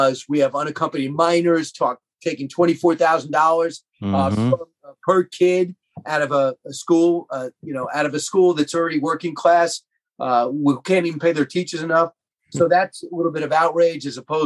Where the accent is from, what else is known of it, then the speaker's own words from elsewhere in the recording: Long Island, New York, United States; growing up on Long Island